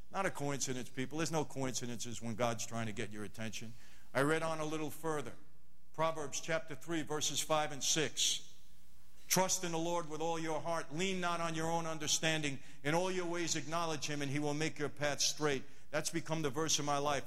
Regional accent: New York City, New York, United States; moved away as an adult; now in Los Angeles, United States; I'm not from LA, I'm from Brooklyn

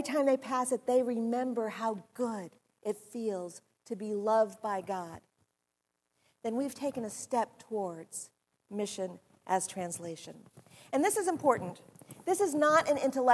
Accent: near Columbus, Ohio, United States; moved away; also born or lived in New Jersey; Columbus, Ohio, which is near where I grew up

